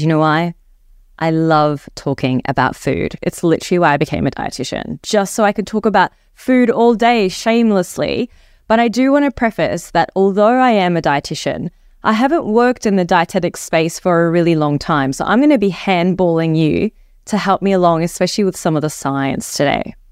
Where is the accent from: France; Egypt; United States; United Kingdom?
Egypt; also born or lived in New Zealand; now in Australia; I grew up in Egypt, and we follow a Mediterranean diet